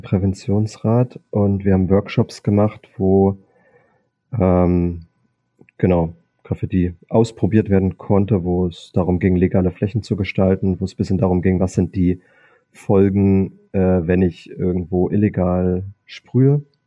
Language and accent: German; Cottbus, Brandenburg, Germany; moved away as an adult; also born or lived in Berlin; now in Munich, Germany; ich bin ja in Sachsendorf aufgewachsen